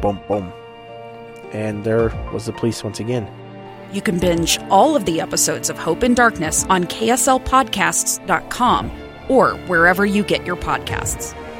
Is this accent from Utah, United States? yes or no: yes; Utah, United States; I'm this kid from Utah